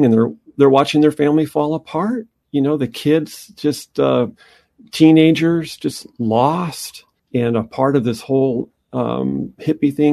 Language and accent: English; Anaheim, California, United States; growing up in Orange County and in Anaheim